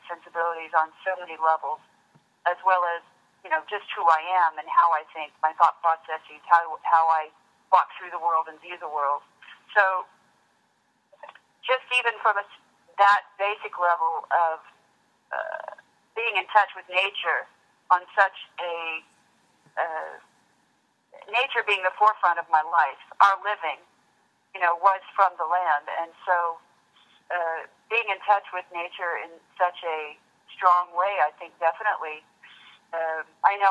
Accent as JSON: {"language": "English", "region": "Kansas", "country": "United States", "tie": "born or raised there", "moved": "as an adult", "lives_now": "San Francisco, United States", "said": "Kansas, well, it's where I grew up. It's where I lived all of my life until, 18 on up"}